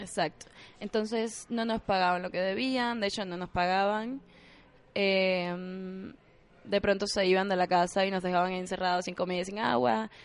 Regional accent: Havana, Cuba; moved away as an adult; also born or lived in Camagüey, Cuba; now in Mexico; la de La Habana, que es de donde yo soy

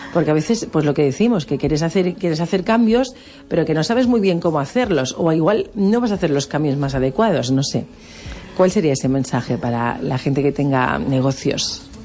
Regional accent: Balearic Islands, Spain; ¿Cómo somos los Baleares?

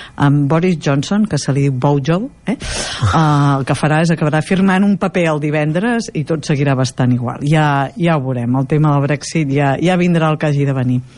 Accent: Girona, Catalonia, Spain; Jo sóc de Girona també

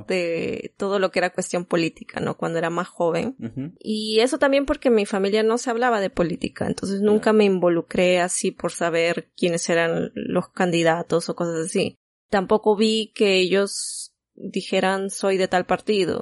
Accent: Peru; moved away; nosotros somos peruanos, pero actualmente no vivimos ahí

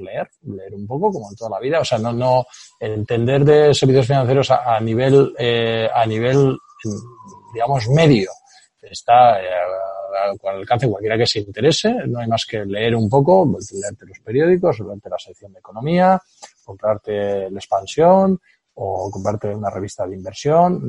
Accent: Spain

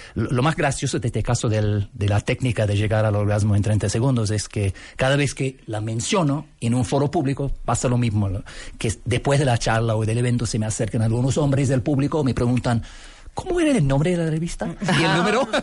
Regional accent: Canada; Spanish is a second language; also born or lived in Scotland / Buenos Aires, Argentina; Yo nací en Escocia, pero fuimos a vivir en Canadá cuando era bebé. Así que me crié en Canadá y me siento canadiense hasta los poros.

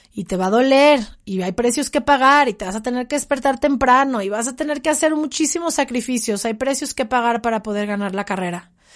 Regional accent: Mexico; en el mundo, en mi país

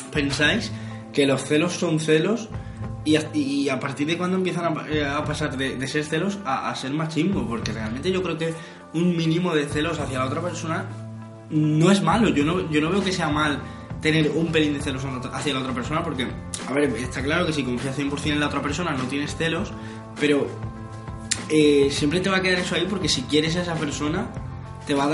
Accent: Villena, Valencian Community, Spain; sabéis que … de Villena

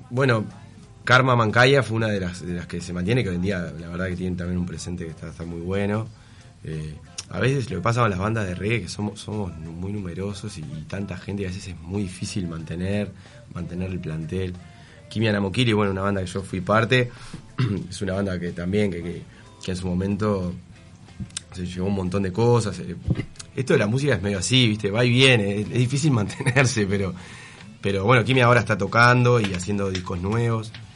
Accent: Shangrilá, Canelones, Uruguay; also born or lived in France; La costa, bueno, yo me crié ahí, eh, soy exiliado, nací, mi familia exiliada, nací en Francia y bueno, vine a los dos años a Sangrila

